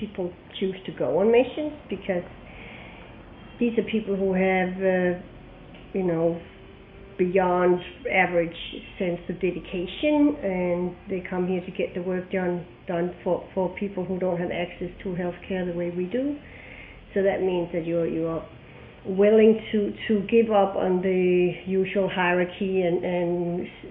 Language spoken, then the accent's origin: English; Denmark; moved away as an adult; now in New York City, United States; I'm originally from Denmark. I've been working 25 years in New York City